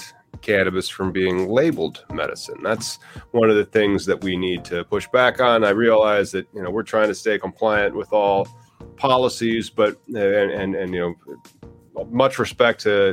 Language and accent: English; United States; I'm an American, not Canada